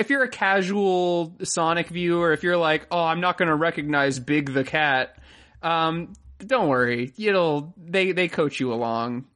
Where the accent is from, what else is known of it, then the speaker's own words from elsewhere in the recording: Florida, United States; I'm from Florida